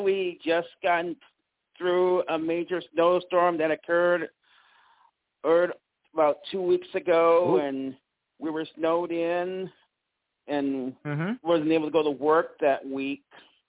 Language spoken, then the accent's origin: English; Ohio, United States; now in Mississippi, United States; my hometown, my home state of Ohio